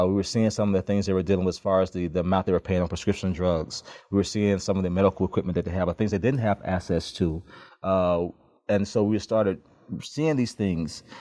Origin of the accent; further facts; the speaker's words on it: Memphis, Tennessee, United States; also born or lived in Chattanooga; now in Atlanta, United States; I grew up in Memphis